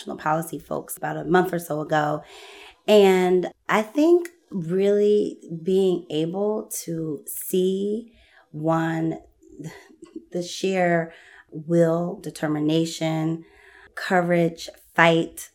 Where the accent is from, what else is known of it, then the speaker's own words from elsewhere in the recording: Philadelphia, Pennsylvania, United States; I'm born and raised in Philly